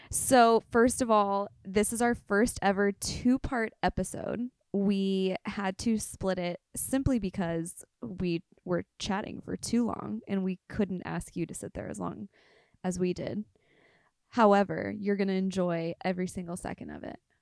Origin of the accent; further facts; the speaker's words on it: Inland Empire, Riverside County, California, United States; I'm from the Inland Empire